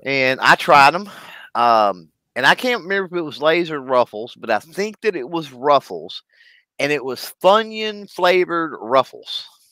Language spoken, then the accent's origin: English; Texas, United States; I'm from Texas. I'm from the South